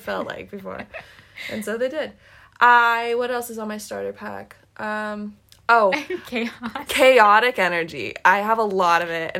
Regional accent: North Carolina, United States; moved away as an adult; also born or lived in Washington State / North Dakota / Germany; now in Munich, Germany; I grew up in North Carolina, but I'm from Washington State, technically. I was born in Washington State.

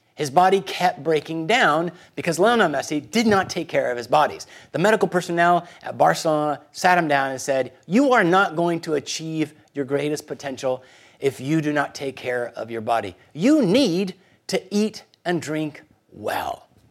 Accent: Guatemala City, Guatemala Department, Guatemala; moved away; I was born in Guatemala City.

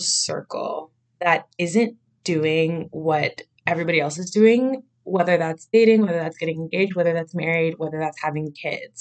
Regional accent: Miami, Florida, United States; born and raised in Miami, Florida

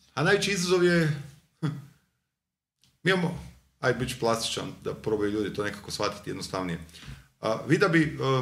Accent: Zagreb, City of Zagreb, Croatia; Ja sam iz Novog Zagreba odrastao

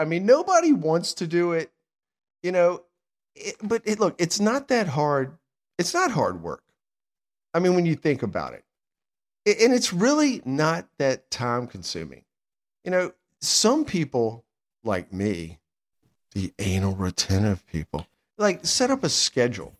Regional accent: Sandston, Virginia, United States; I'm from Sanston

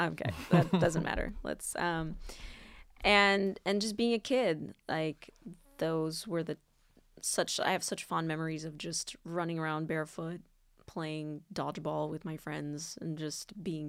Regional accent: Cameroon; also born or lived in Sacramento, California; now in Los Angeles, United States; I grew up in Cameroon

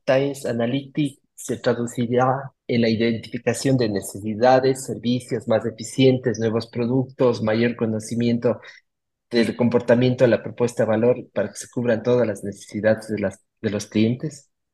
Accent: Cuenca, Azuay, Ecuador; accent: Cuencano sing-song (cantadito); mi cantadito cuencán

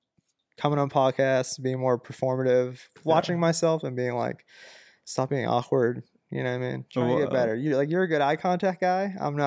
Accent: Massachusetts, United States; I was a vegan because I was from Massachusetts

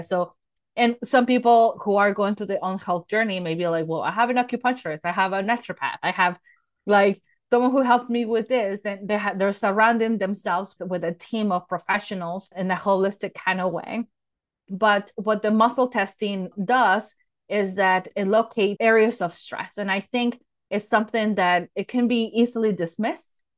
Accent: Mexico City, Mexico; I was born and raised in Mexico City.

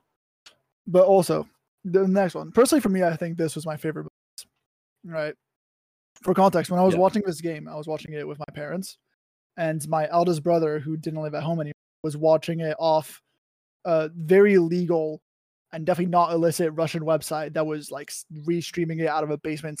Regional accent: France; So I was born in France to a French father and a German mother, right?

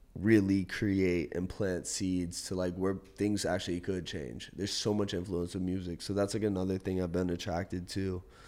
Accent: Outer Banks, North Carolina, United States; moved away as an adult; now in San Diego, United States; I grew up on the Outer Banks of North Carolina

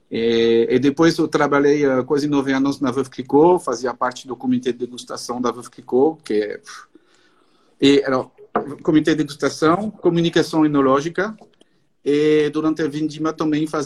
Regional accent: northern France, France; Portuguese is a second language; E, eh, eu sou do norte da França, tão perto da Champagne.

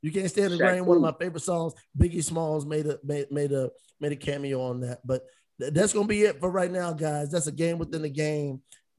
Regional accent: Virginia, United States; growing up in Virginia.

